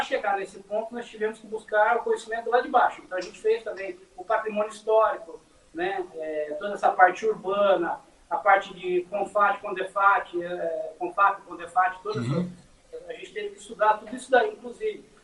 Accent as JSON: {"language": "Portuguese", "town": "Mogi das Cruzes", "region": "São Paulo", "country": "Brazil", "said": "Nós somos um dos municípios mais antigos do Brasil."}